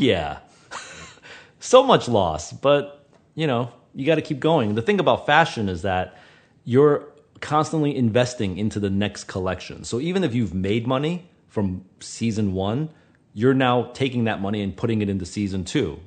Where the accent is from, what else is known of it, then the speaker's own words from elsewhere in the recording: New York, United States; I was from New York